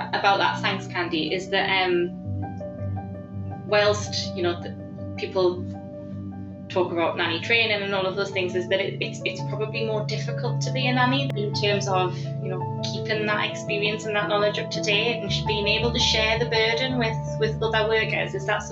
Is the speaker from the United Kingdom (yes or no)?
yes; United Kingdom; Well, I suppose that's good to know as a Brit that they're not particularly bad at it.